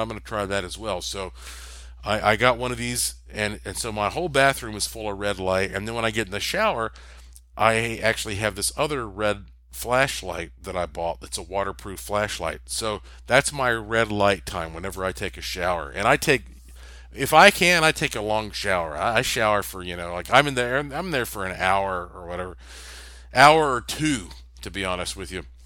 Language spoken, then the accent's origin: English; North Carolina, United States; I am from North Carolina, the Tobacco State